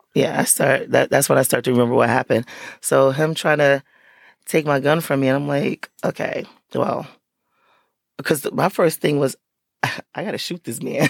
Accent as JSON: {"language": "English", "town": "Paterson", "region": "New Jersey", "country": "United States", "tie": "born or raised there", "said": "I'm from Patterson. So I grew up, that's where I still live"}